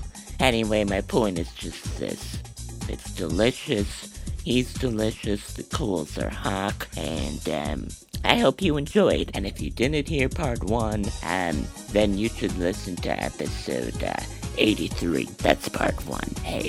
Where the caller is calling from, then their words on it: Chicago, Illinois, United States; I'm calling from Chicago.